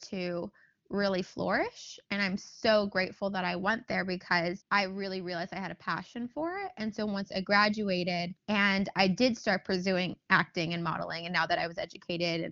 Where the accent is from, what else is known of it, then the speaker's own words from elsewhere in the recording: Los Angeles, California, United States; I obviously was born and raised in Los Angeles